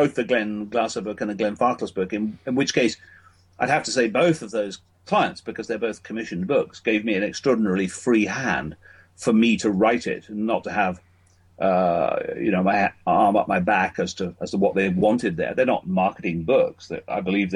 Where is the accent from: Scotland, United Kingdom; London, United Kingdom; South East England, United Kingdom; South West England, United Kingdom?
Scotland, United Kingdom; moved away; both my wife and I come from Scotland, so we were very keen when our family started to come back to Scotland